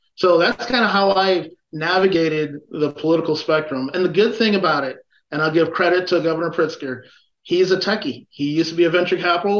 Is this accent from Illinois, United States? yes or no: yes; Chicago, Illinois, United States; I'm a Chicagoan